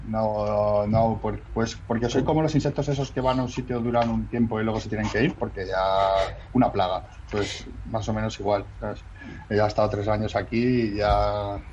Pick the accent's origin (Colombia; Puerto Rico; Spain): Spain; Madrid, Community of Madrid; moved away as an adult; also born or lived in Germany / Mexico / Basque Country; now in Catalonia, Spain; yo soy de Madrid